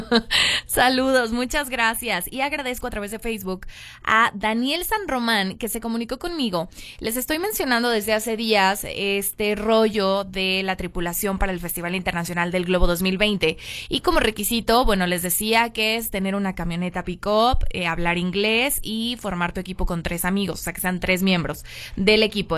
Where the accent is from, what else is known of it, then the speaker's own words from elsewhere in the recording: Mexico; nosotros como mexicanos